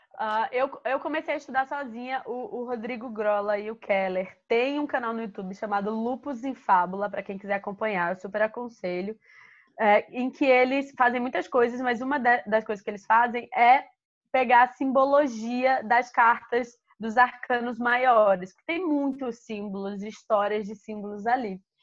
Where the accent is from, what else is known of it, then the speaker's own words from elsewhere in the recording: Alagoas, Brazil; moved away; also born or lived in Rio de Janeiro; eu sou de Alagoas e eu cresci